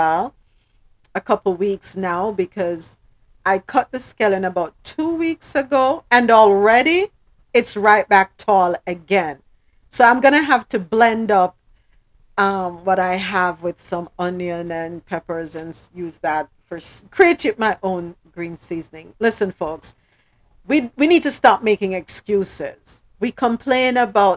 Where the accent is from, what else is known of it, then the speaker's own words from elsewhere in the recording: Jamaica; We're Jamaican. Proud Jamaicans